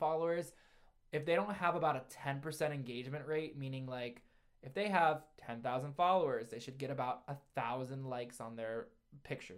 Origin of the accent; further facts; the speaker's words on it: Ohio, United States; also born or lived in New York City; I'm from Ohio. I'm from New York City.